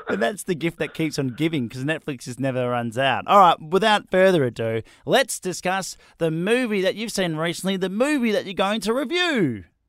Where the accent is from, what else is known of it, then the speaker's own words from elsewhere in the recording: Australia; I'm not English. I'm Australian.